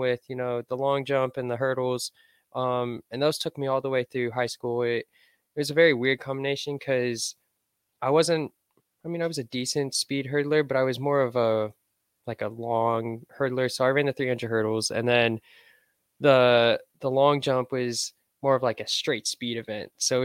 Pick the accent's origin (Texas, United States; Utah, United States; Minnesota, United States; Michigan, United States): Texas, United States; Houston; moved away as an adult; now in Nebraska, United States; I'm originally from Houston, Texas.